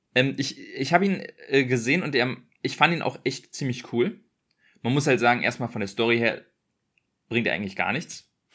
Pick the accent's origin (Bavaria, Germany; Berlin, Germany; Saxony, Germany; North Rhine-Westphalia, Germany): Berlin, Germany; ich bin in Berlin groß geworden.